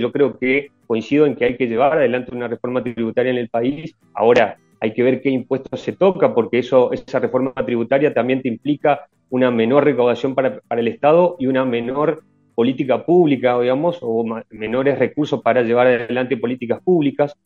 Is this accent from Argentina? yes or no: yes; Argentina; pensamos en Argentina como propio, digamos, como propios argentinos